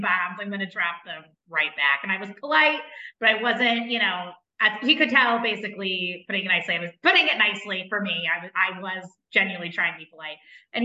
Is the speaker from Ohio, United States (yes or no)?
yes; Cincinnati, Ohio, United States; now in St. Louis, United States; I'm a city gal from, you know, I've been from Cincinnati. I lived in the city of St. Louis.